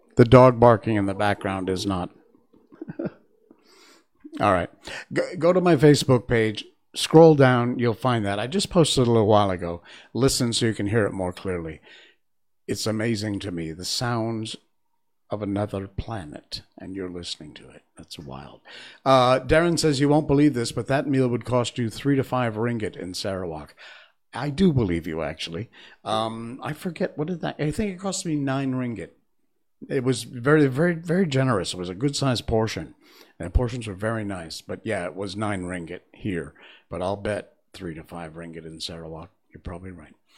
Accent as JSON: {"language": "English", "country": "United States", "moved": "yes", "said": "I'm not British. I'm American"}